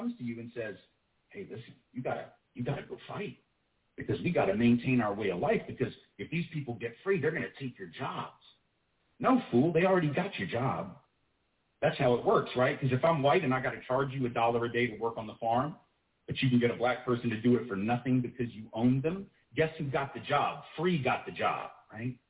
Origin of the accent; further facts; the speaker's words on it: the South, United States; I'm from the South, right? My people, the elite in my part of the country